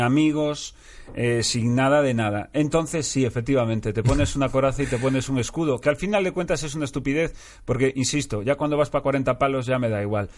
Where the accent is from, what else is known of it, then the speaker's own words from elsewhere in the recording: Galicia, Spain; now in Madrid, Spain; soy gallego